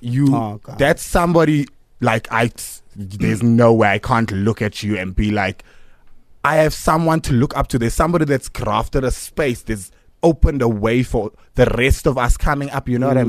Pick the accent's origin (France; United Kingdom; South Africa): South Africa; Cape Town, Western Cape; born there; now in Johannesburg, South Africa; I was born in Cape Town.